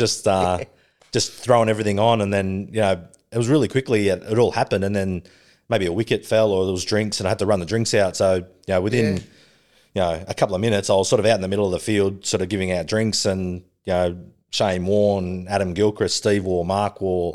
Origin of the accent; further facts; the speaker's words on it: Sydney, New South Wales, Australia; also born or lived in Melbourne; I grew up in Western Sydney.